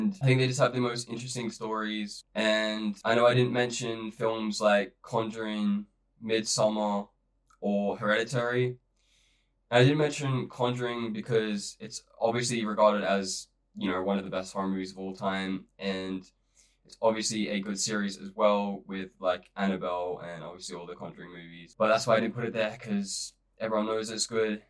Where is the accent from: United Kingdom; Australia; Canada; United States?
Australia; I'm from Australia